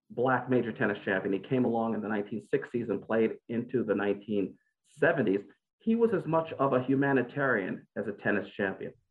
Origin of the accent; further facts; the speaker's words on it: New York City, New York, United States; I grew up in Brooklyn, New York, where there were no tennis courts in my neighborhood.